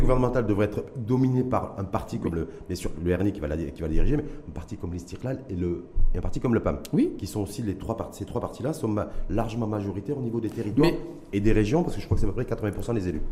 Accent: Morocco; chez nous, au Maroc

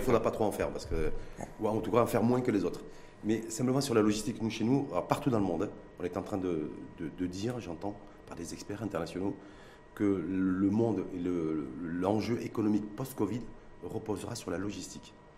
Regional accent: Morocco; chez nous au Maroc, à Casablanca ou à Tanger

